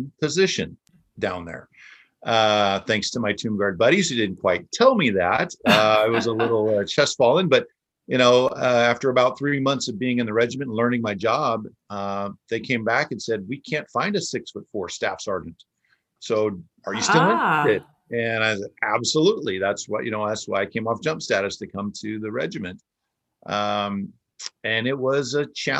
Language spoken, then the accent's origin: English; West Coast, United States; Growing up on the West Coast